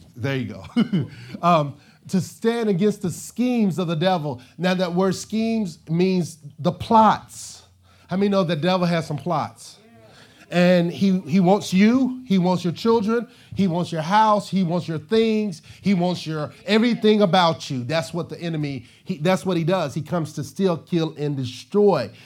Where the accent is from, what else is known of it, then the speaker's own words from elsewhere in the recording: Arkansas, United States; moved away; I'm from Arkansas